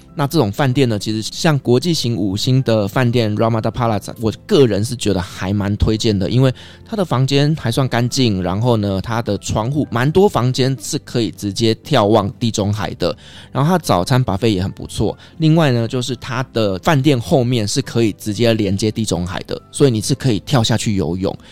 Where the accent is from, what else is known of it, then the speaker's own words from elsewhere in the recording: Taiwan; also born or lived in Istanbul, Turkey; 我们台湾人的味道